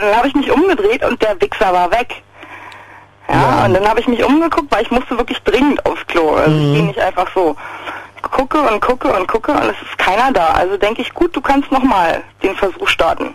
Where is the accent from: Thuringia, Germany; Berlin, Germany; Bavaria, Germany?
Berlin, Germany; ich bin aus Berlin